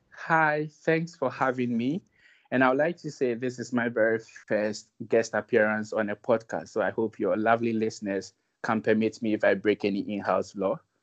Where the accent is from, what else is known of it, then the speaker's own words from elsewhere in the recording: Ashanti, Ghana; I happen to come from the Ashanti region